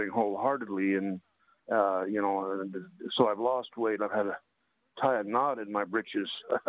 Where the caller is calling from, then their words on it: Utah, United States; I'm calling from Utah. Yeah, Dinosaur Land.